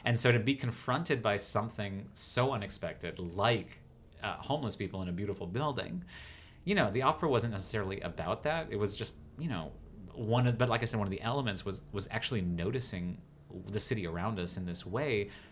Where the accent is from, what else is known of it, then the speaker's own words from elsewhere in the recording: United States; also born or lived in Los Angeles; I'm still such an American artist